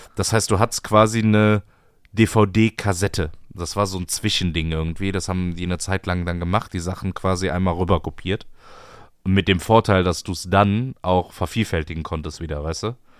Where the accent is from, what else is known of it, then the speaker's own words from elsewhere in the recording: Bremerhaven, Bremen, Germany; ich komme aus Bremerhaven